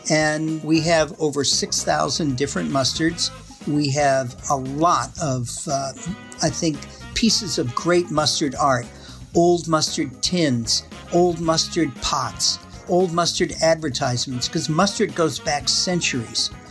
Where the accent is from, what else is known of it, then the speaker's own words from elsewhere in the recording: Massachusetts, United States; moved away as an adult; also born or lived in Wisconsin; now in Middleton, Wisconsin, United States; I'm originally from Massachusetts